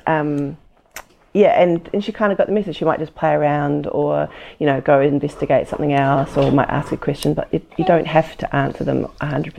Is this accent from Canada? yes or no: no; New Zealand; I'm from New Zealand